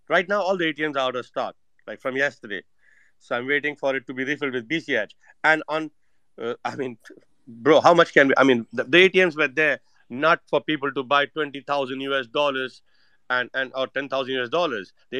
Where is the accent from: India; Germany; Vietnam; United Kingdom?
India; moved away; also born or lived in United States / Saint Kitts and Nevis; I'm Indian